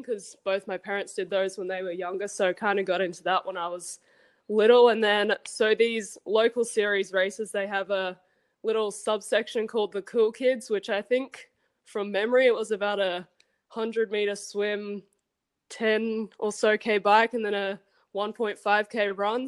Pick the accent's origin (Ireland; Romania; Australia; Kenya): Australia; Brisbane, Queensland; moved away as an adult; now in Vermillion, United States; I'm from Brisbane. I started competing in triathlons when I was about six, kind of just in the local races around me